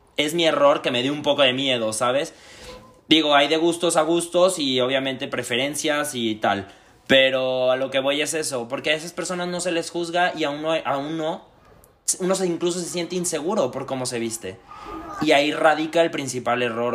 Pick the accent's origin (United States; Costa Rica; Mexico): Mexico; Aguascalientes; moved away as an adult; now in Madrid, Spain; Soy del estado de Aguascalientes, pero ya llevo dos años viviendo en Madrid